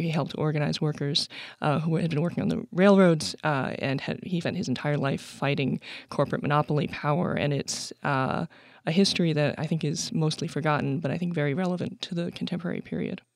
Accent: Sacramento, California, United States; also born or lived in New York City; I moved to Sacramento, California, which is my real hometown

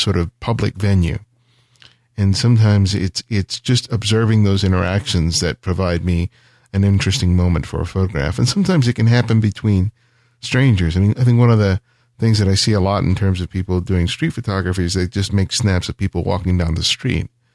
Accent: Los Angeles, California, United States; I was growing up in South L

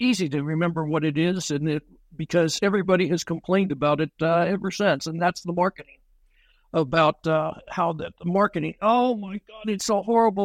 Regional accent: Texas, United States; I'm from Texas

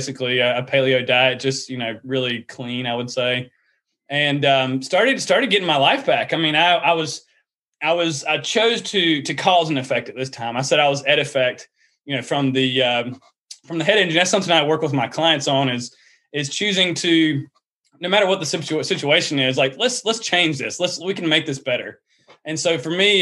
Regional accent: the South, United States; accent: Southern; you can hear my Southern accent

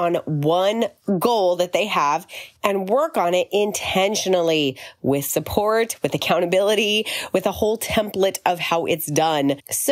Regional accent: Arizona, United States; now in Florida, United States; I grew up in Arizona, like in desert, and then moved to Florida

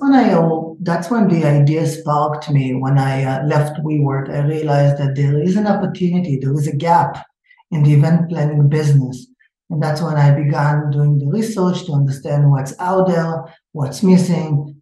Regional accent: Israel; moved away as an adult; now in United States; I'm originally from Israel, but I live in the state for 20 something years, but I still didn't lose the accent.

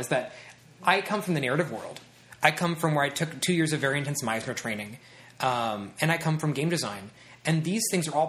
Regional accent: Midwest, United States; now in Los Angeles, United States; I come from the Midwest, and being able to connect to people out here is very, very hard.

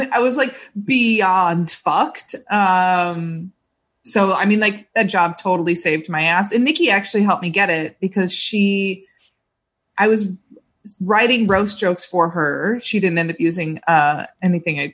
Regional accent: Cedar Lake, Indiana, United States; I'm from a little town called Cedar Lake

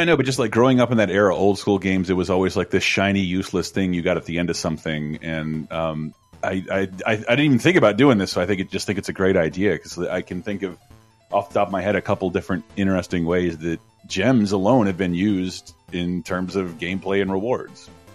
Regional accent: Florida, United States; moved away as an adult; now in California, United States; growing up in Florida

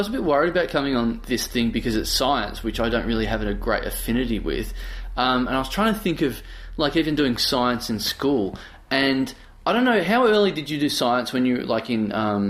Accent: Australia; I'm Australian.

